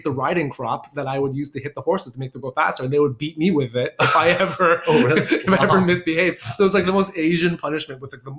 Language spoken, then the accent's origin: English; Markham, Ontario, Canada; I grew up in Markham.